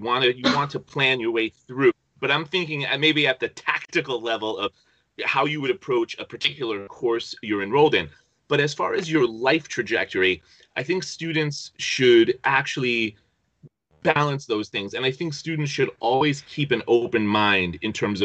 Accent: New Jersey, United States; I grew up in New Jersey. I grew up in a suburb probably about 20, 25 miles west of New York City

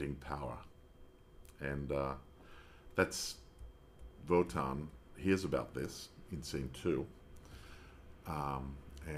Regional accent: Australia; I'm being Australian.

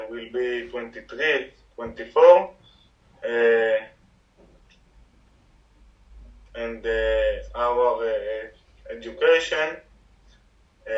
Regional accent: Holon, Tel Aviv District, Israel; English is a second language; I am from Chulon

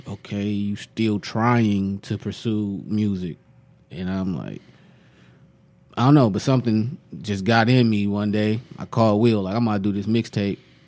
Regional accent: Detroit, Michigan, United States; I'm from Detroit

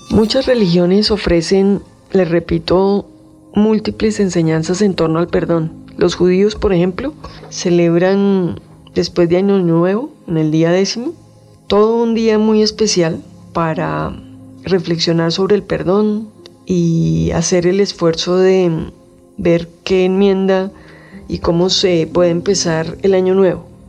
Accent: Colombia; como colombiano

